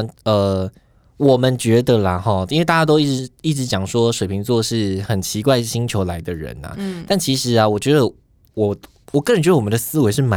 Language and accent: Chinese; southern Taiwan, Taiwan; now in Taipei, Taiwan; 我们在台北嘛，那我是南部人